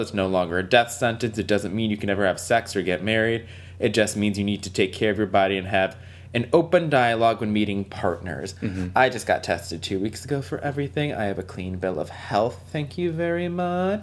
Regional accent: Waterbury, Connecticut, United States; I'm from Waterbury, Connecticut. Waterbury is a very like inner city like mm-hmm. public school system

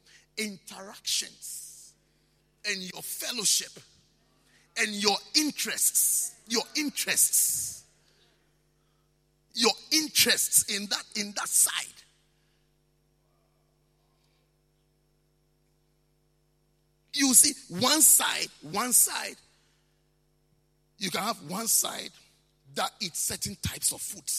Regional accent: Ghana; I'm a Ghanaian

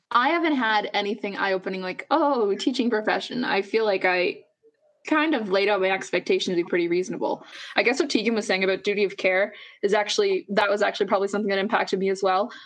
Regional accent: Nova Scotia, Canada; now in Alberta, Canada; I grew up in Nova Scotia before I moved to Alberta

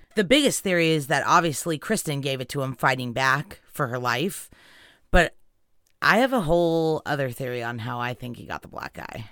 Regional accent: California, United States; where we grew up in California

